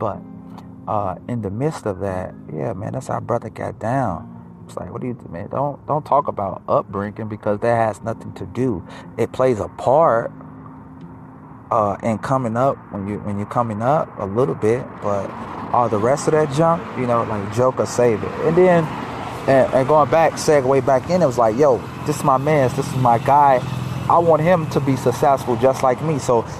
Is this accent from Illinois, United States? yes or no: yes; Chicago, Illinois, United States; I was born in the hundreds. I grew up in Motown. Not Detroit Motown, because Detroit get down. Shout out to the South Side and the East Side and the West Side. Like, I'm brought up Motown. In Chicago, some know it as Back of the Yards, West Inglewood.